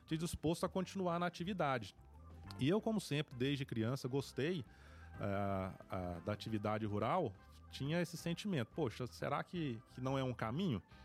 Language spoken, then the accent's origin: Portuguese; Paraúna, Goiás, Brazil; moved away as an adult; sou natural de Paraúna, nascido e criado em Paraúna